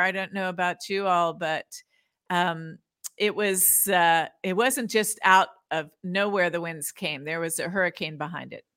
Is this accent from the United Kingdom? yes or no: no; United States; I love being an American